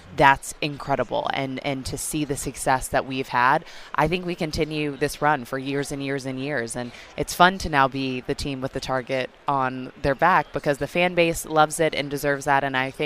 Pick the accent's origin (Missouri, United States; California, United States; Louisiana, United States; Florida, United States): Missouri, United States; Kansas City; I'm from Kansas City.